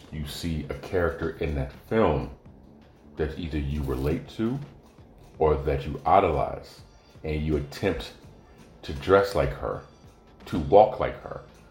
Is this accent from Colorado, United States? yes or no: no; California, United States; moved away as an adult; also born or lived in Oregon; as a Californian